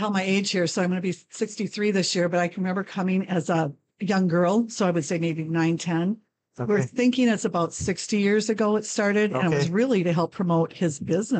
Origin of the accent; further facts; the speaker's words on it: Altoona, Wisconsin, United States; moved away as an adult; now in Eau Claire, United States; I worship here in Altoona as well at Bethlehem Church